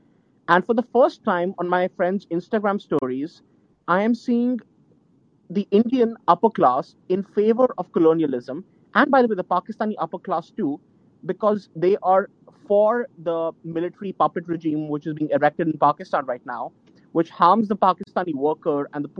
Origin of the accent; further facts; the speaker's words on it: Ukraine; English is a second language; It's less friendly. I'm Ukraine.